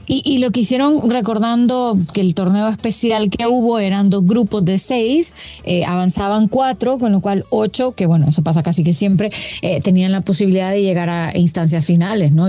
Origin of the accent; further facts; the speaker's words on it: Honduras; yo como hondureña